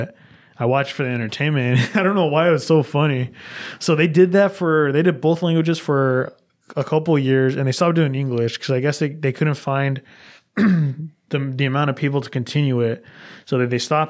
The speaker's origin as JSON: {"language": "English", "country": "United States", "said": "I'm from America"}